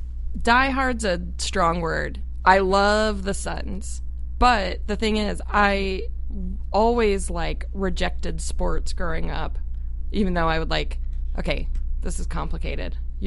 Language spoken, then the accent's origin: English; Tucson, Arizona, United States; also born or lived in Phoenix, Arizona; And like in Arizona, I grew up in Tucson actually. And then moved to the Phoenix area in high school.